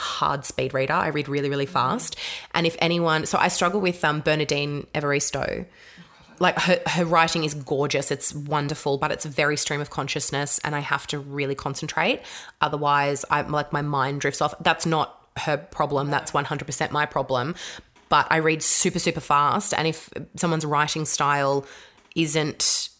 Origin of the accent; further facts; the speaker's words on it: Australia; a white Australian grown up to understand what that journey was like for the kids that I went to school